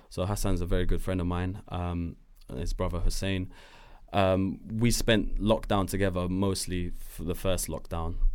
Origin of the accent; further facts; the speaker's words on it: Morocco; Uh, been in Switzerland, Germany, France, uh, Morocco, my hometown.